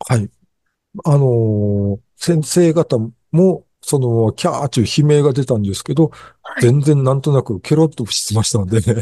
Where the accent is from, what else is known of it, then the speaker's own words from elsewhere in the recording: Japan; せっかく日本に生まれたのに